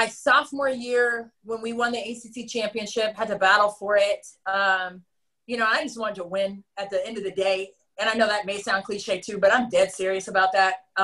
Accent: Reston, Virginia, United States; I'm from Reston

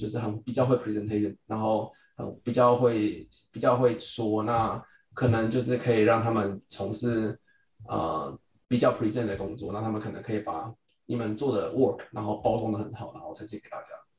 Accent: Taiwan; now in United States; 我们在就是从台湾来到美国，然后需要分组跟团队合作的时候

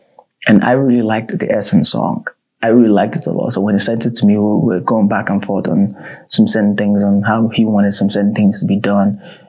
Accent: Ghana; now in South Africa; I'm from Ghana. I flew to SA for the very first time to work.

